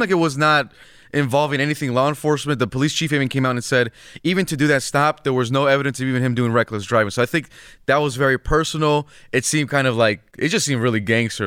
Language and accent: English; California, United States; I'm from California